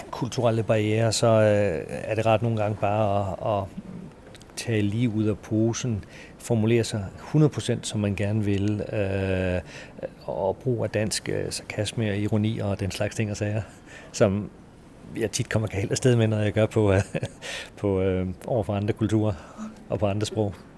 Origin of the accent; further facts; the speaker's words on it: Denmark; moved away as an adult; also born or lived in Singapore / Shanghai / Dubai; Jeg er adopteret fra Danmark til Danmark.